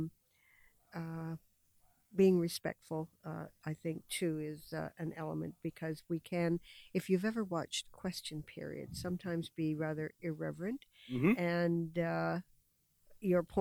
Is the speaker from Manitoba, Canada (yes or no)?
no; London, Ontario, Canada; I was born in London and have very, very close ties to the city. I've spent my entire life here.